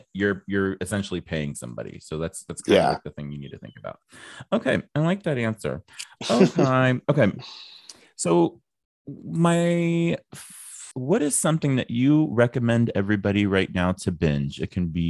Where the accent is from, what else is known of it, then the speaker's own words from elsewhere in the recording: Midwest, United States; I'm from the Midwest